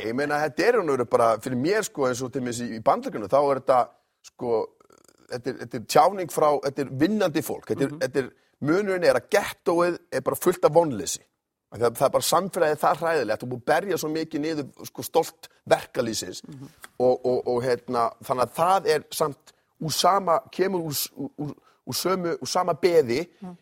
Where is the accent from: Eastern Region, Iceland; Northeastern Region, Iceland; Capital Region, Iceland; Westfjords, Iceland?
Westfjords, Iceland; the West; ég er svo mikið að vestan